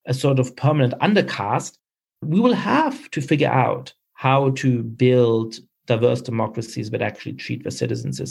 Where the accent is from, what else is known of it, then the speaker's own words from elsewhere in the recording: Germany; moved away; I grew up in Germany